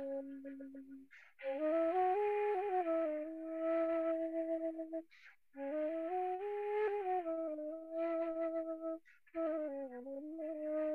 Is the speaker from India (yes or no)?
yes; India; moved away; I'm Indian